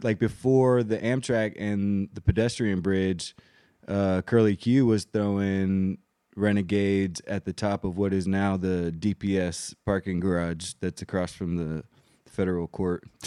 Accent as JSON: {"language": "English", "country": "Germany", "tie": "born or raised there", "moved": "yes", "said": "growing up in Germany, but having these very traditional, uh, Puerto Rican and Colombian traditions with us"}